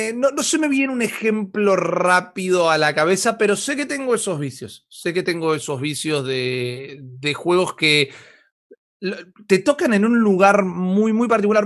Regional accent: Argentina; nosotros como argentinos

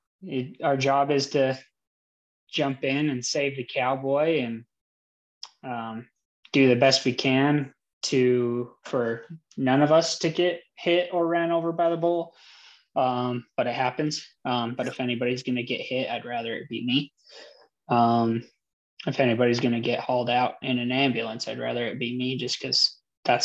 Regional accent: Mona, Utah, United States; also born or lived in Delta, Utah / Lehi, Utah; I grew up, I was born in Delta, Utah, but mainly grew up around Mona, Utah, moved around a bunch since then, ended up staying in Lehigh, Utah for a while

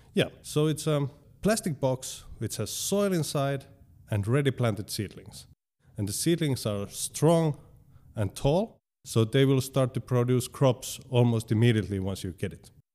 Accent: Tampere, Pirkanmaa, Finland; I live in Hervanta

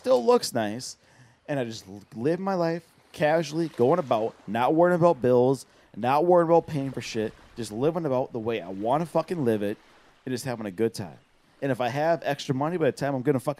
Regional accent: Wisconsin, United States; We're from Wisconsin.

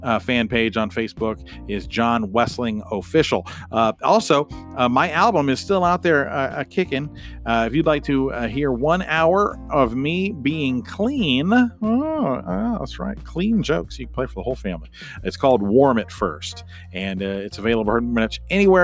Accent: the South, United States; now in Houston, United States; I grew up in the South

